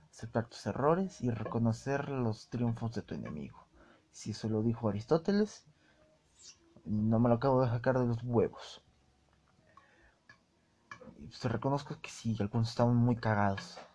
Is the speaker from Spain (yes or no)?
no; Mexico; Pero yo, como buen mexicano que soy, estoy arriesgando mucho en revelar nacionalidad, pero pues, como buen mexicano que soy